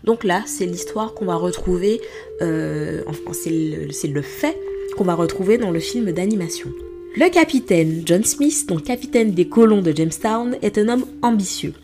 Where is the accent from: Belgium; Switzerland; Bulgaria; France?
France; Martinique; moved away; en tant que Martiniquaise